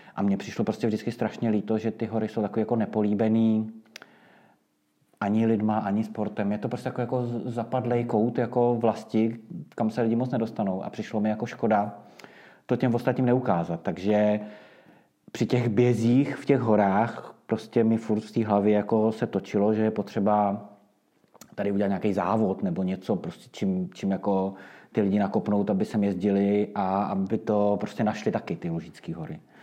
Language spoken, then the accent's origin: Czech; Prague, Czechia; moved away as an adult; now in Lusatian Mountains, Czech Republic; my jsme Pražáci původně